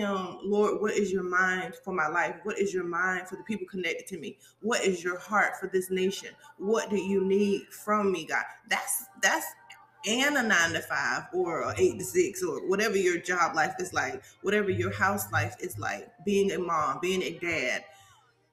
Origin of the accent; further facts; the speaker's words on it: Savannah, Georgia, United States; I'm from Savannah. Okay, I'm from Savannah, Georgia